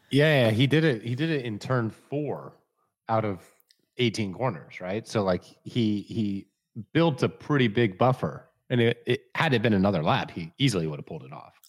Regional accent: United States; as an American

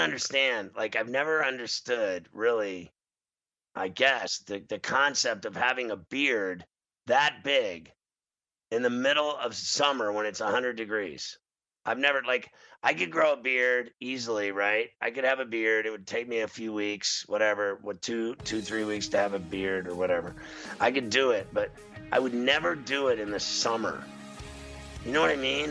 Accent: Chicago, Illinois, United States; I grew up in in Chicago as a kid

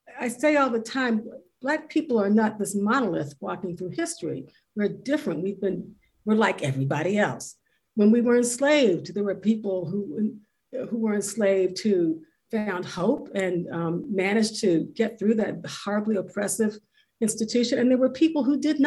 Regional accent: Washington, District of Columbia, United States; now in Richmond, United States; I was actually a 13-year-old girl living in Washington, D.C., which is my hometown. I live in Richmond now

